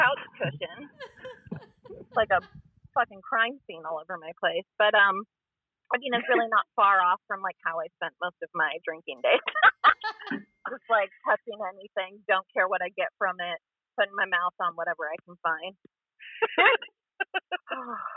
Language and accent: English; Wisconsin, United States; We're from Wisconsin